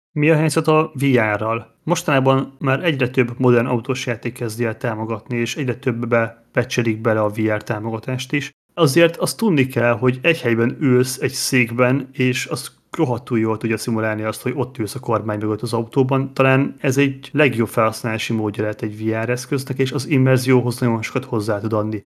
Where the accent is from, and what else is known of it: Hungary